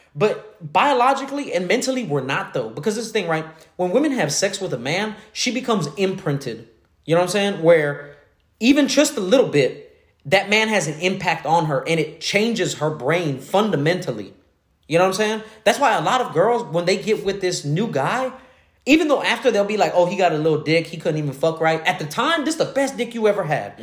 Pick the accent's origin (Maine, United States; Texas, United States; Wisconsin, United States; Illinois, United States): Texas, United States; Houston; I'm originally from Greens Point, so I, am from Little Mexico